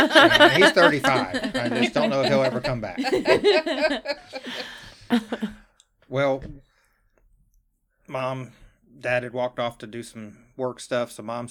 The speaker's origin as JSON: {"language": "English", "region": "New Jersey", "country": "United States", "said": "I'm from New Jersey."}